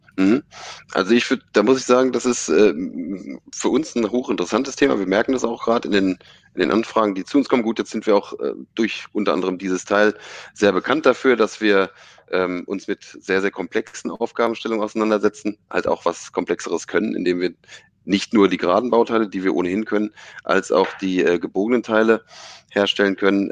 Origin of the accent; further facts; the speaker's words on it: Stade region, Lower Saxony, Germany; eigentlich komme ich aus der Region Stade